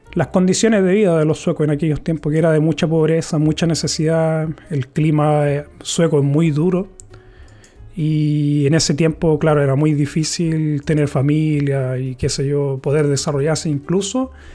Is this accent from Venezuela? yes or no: no; Chile; moved away as an adult; now in Sweden; yo vengo de Chile